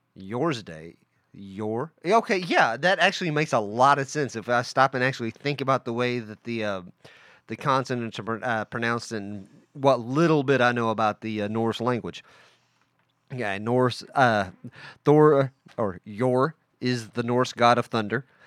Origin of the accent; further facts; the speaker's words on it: Welch, United States; I grew up in a town called Welch